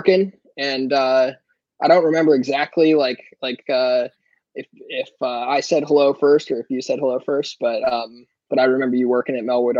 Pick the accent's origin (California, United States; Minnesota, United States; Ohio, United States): California, United States; Ojai; now in Louisville, United States; originally I'm from Southern California, little town called Ojai, which is in Ventura County between Santa Barbara and Los Angeles.